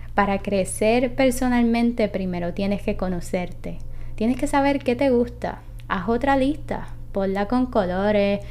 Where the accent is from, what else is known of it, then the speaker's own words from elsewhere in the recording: Puerto Rico; soy de Puerto Rico